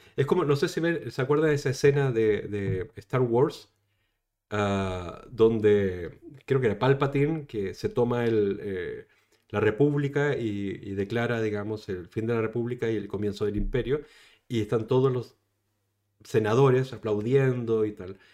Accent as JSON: {"language": "Spanish", "country": "Chile", "moved": "yes", "lives_now": "Spain", "said": "yo soy chileno, saben que soy chileno"}